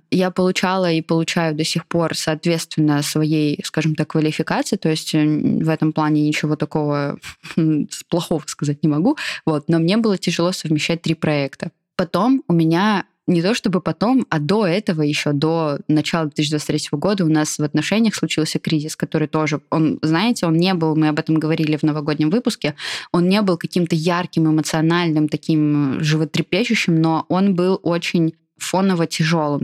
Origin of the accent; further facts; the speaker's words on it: Kaliningrad Oblast, Russia; moved away; я из Калининградской области